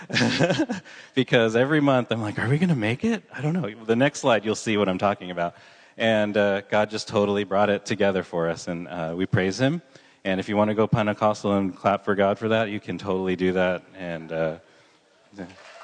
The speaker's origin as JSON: {"language": "English", "region": "Southern California", "country": "United States", "tie": "born or raised there", "moved": "as an adult", "lives_now": "San Luis Obispo, United States", "said": "I grew up in Southern California"}